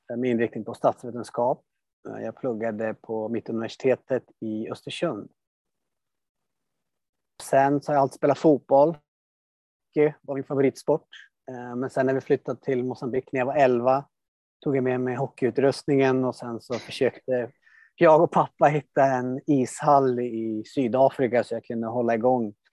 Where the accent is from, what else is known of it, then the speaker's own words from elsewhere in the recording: Mozambique; born there; also born or lived in Sweden; Ja, alltså jag föddes i Moçambique 85 och sen har jag pendlat fram och tillbaka under större delen av mitt liv.